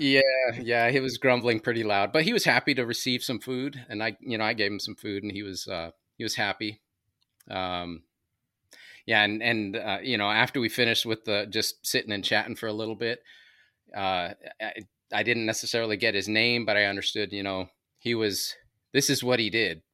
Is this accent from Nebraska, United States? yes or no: no; Anaheim, California, United States; also born or lived in New Mexico; now in Maryland, United States; Grew up in, uh, Southern California, L A area, Anaheim, Acapulco Street.